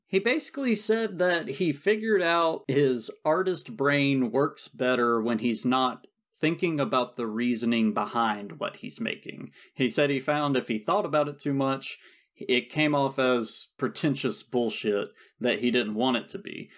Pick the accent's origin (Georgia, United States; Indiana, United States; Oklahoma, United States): Georgia, United States; South; I'm from South Georgia and never took French